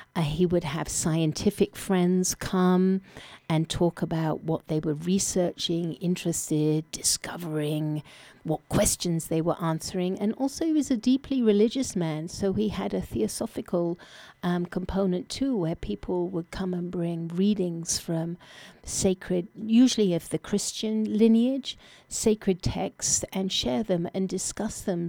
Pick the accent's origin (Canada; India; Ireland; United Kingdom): United Kingdom; England; moved away; I was born in England